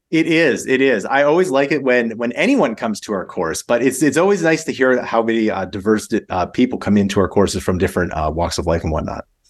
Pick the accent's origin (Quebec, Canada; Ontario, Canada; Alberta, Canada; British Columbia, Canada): Alberta, Canada; Calgary; I'm from Canada, so I, I grew up in, in a place called Calgary.